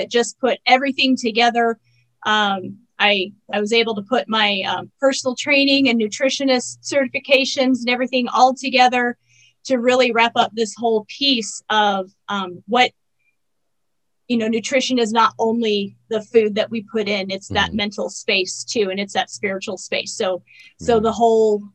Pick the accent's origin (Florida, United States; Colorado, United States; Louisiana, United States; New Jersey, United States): Colorado, United States; also born or lived in Grand Junction, Colorado; I am a Colorado native, which there aren't a whole lot of us. But I was born in Colorado and I still live in Colorado.